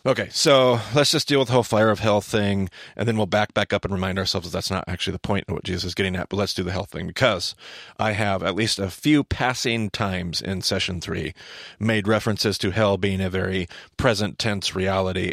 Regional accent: Southern Idaho, United States; I'm from Southern Idaho

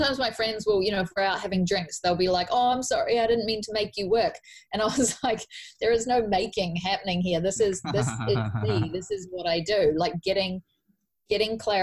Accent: New Zealand; I'm from New Zealand, where we do a 40-hour week or a 50-hour week, depending on your job

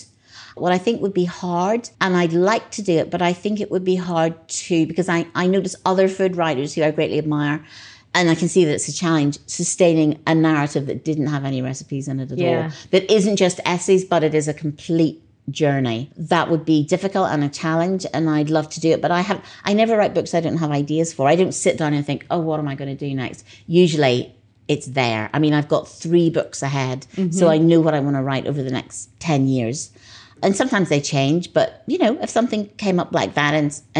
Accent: Northern Ireland, United Kingdom; moved away; I think that's because I was brought up in Northern Ireland. It's not hard to understand at all. I was brought up in this very tiny place where there was nothing exotic and where I didn't travel until I was 15.

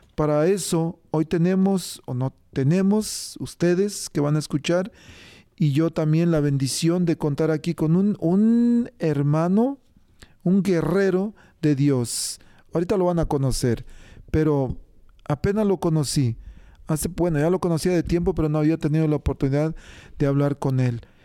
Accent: Mexico; yo soy de México

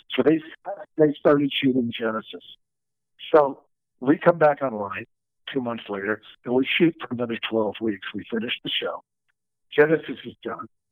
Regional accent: Los Angeles, California, United States; we were growing up in Encino

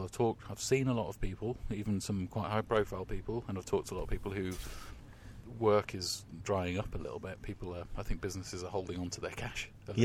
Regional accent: England, United Kingdom; being English

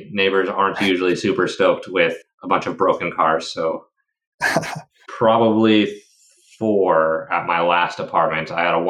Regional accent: Redding, California, United States; moved away as an adult; now in Morro Bay, United States; I was born in Redding, California, a tiny little town on the main highway in the States, way up north, not really where most people like to hang out.

